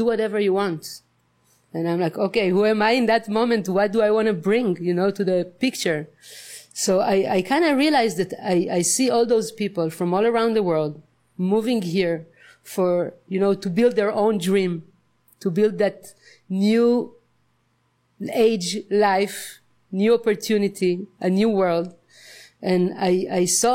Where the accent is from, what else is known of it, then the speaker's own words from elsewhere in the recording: Israel; moved away as an adult; now in Nosara, Costa Rica; I come from Israel. And I moved to Nusara just recently in the beginning of February